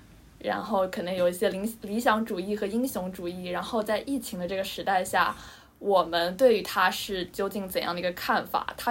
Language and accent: Chinese; Shanghai, China; 因为我是在上海出生嘛